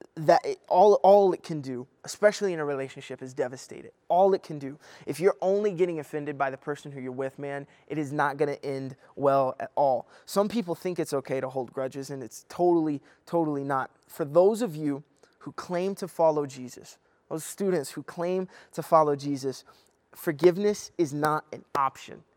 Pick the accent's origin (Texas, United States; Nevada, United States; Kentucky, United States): Kentucky, United States; I'm from Kentucky